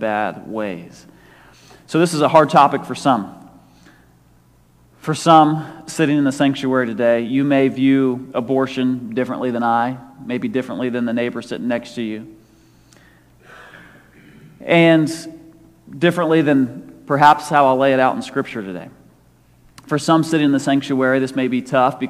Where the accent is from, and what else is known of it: United States